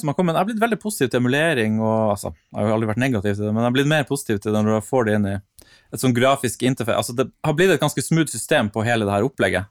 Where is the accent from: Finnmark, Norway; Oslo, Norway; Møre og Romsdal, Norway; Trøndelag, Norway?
Finnmark, Norway; Vadsø; moved away; Og når jeg vokste opp i Vadsø, så fantes det ikke en eneste arkademaskin i hele byen